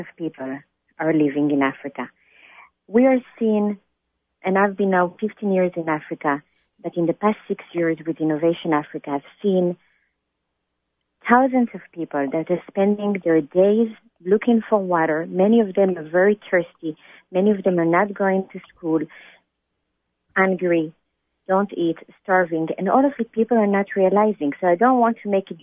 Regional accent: Israel; moved away; I was born in Israel

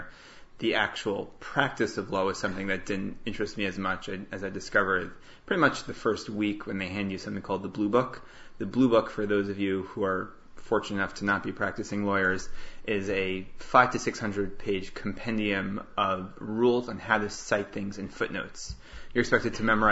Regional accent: New York City, New York, United States; also born or lived in Boston; Growing up in New York and taking the subway here

